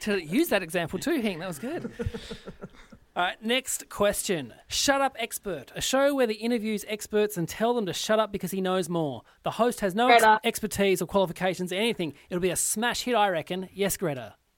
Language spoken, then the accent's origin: English; Australia; as an Australian entertainer